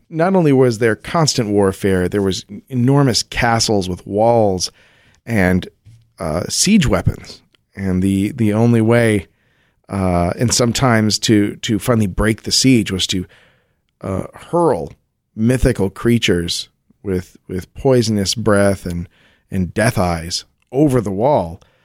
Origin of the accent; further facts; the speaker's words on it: Colorado, United States; I grew up in Colorado